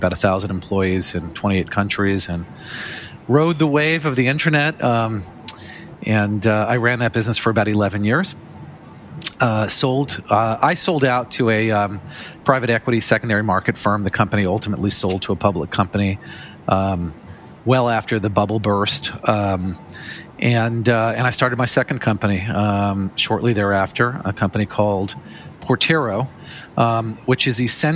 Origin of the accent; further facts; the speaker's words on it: Los Angeles, California, United States; moved away as an adult; also born or lived in New York City; I'm originally from Los Angeles. I moved to New York City when I was 23 years old to go to law school